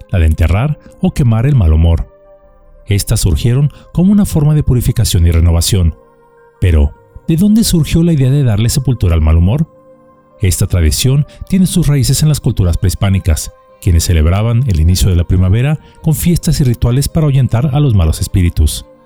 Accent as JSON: {"language": "Spanish", "country": "Mexico", "said": "Pues así somos nosotros mexicanos, felices en todo momento, viviendo cada día con pasión y amor por la vida."}